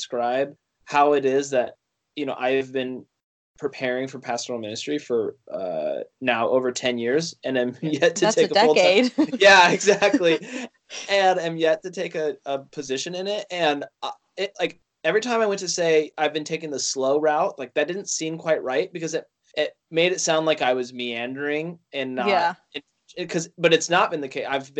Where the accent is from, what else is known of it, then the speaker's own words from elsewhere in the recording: Northwest Washington, United States; moved away as an adult; also born or lived in Chicago; I'm from Northwest Washington, very northwest corner, about halfway between Seattle and the Canadian border. If you've ever heard of the Skagit Valley Tulip Festival, that's the thing my town is known for, and that's where I'm from